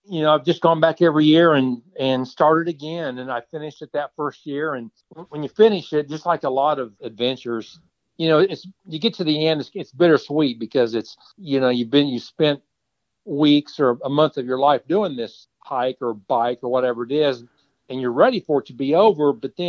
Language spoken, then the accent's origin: English; Kansas, United States; I'm from Kansas.